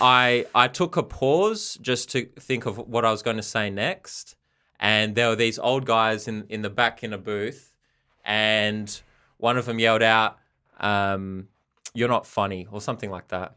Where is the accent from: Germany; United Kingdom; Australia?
Australia; Perth, Western Australia; I'm from Perth also.